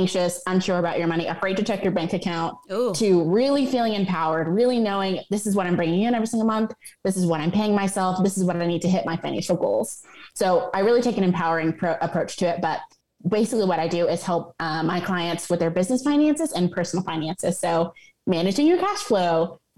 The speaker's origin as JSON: {"language": "English", "town": "Atlanta", "region": "Georgia", "country": "United States", "tie": "born or raised there", "said": "I'm actually based in Atlanta, Georgia. I'm an Atlanta native"}